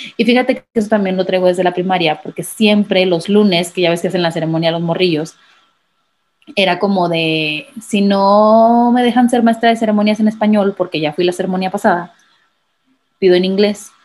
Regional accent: Manzanillo, Colima, Mexico; yo soy de Colima, Manzanillo, Colima

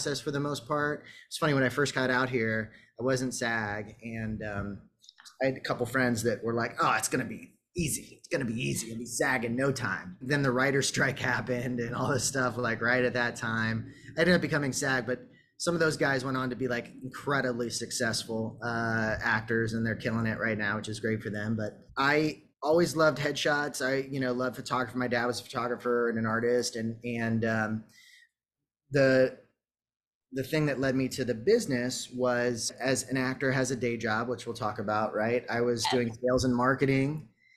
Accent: Indiana, United States; I grew up in Indiana

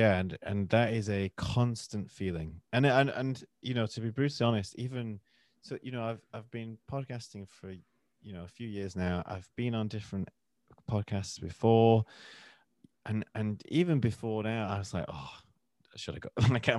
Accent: the north of England, United Kingdom; accent: northern; when I'm with my family, we're from the north of England, my accent changes. I'll go more northern.

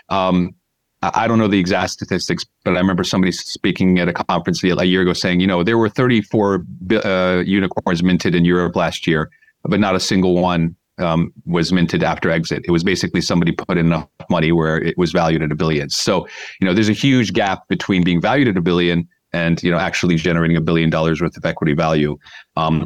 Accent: United States; moved away as an adult; also born or lived in Los Angeles / London; now in Budapest, Hungary; I grew up in the States, as you can tell from my accent. So I was born and raised there.

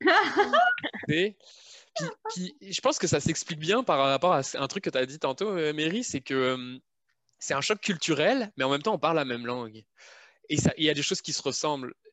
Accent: France; moved away as an adult; now in Canada; je suis pas en France

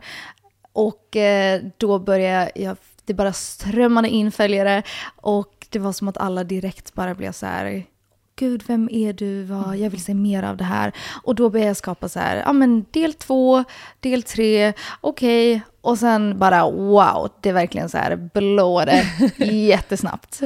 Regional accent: Helsinki, Uusimaa, Finland; jag är uppvuxen i Helsingfors, Finland

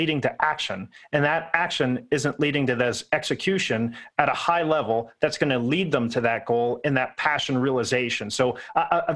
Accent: Pittsburgh, Pennsylvania, United States; I'm from Pittsburgh, so horrible accent here

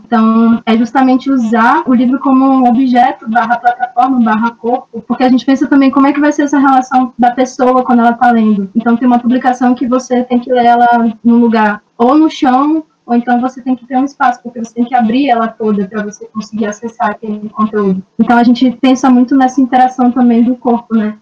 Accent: Belém, Pará, Brazil; eu sou do Pará, nasci em Belém do Pará

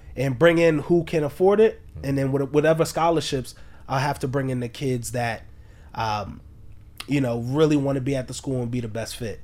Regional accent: New York City, New York, United States; I'm from, I'm born and raised in Harlem.

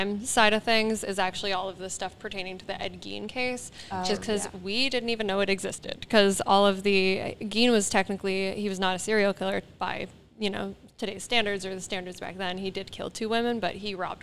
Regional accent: East Coast of Canada, Canada; I'm from the East Coast of Canada

